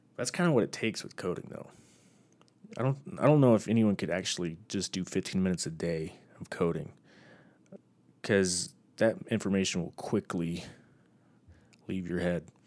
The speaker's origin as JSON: {"language": "English", "region": "Texas", "country": "United States", "tie": "born or raised there", "moved": "as an adult", "lives_now": "Utah, United States"}